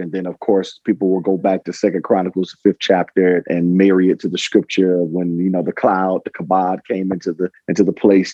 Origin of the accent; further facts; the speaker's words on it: Detroit, Michigan, United States; also born or lived in Windsor, Ontario, Canada; I was raised in Detroit, Michigan.